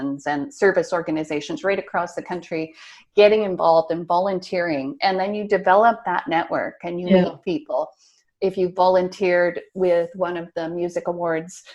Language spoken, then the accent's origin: English; Nova Scotia, Canada; moved away as an adult; also born or lived in St. Albert, Alberta; I'm back in Nova Scotia now, and I grew up here in Nova Scotia